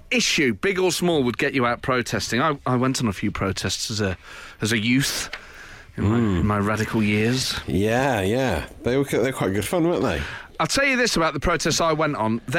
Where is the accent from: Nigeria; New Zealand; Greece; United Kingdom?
United Kingdom; Nottingham, East Midlands; when I was growing up in Nottingham in the mm. Mm-hmm. 1990s, and 1980s.